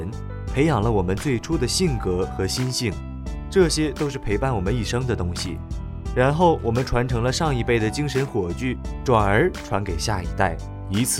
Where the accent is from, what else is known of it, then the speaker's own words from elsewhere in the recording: China; 在我们中国人的观念里啊，父爱如山，母爱似水。